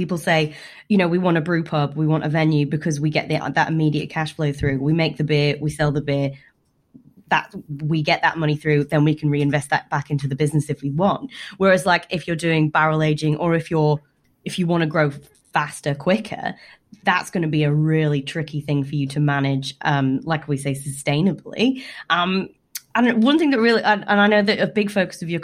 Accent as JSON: {"language": "English", "country": "United Kingdom", "said": "being a Brit"}